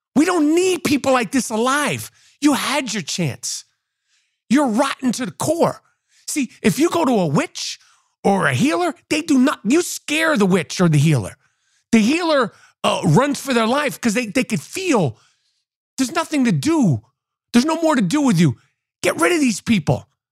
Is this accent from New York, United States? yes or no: yes; New York, United States; as a New Yorker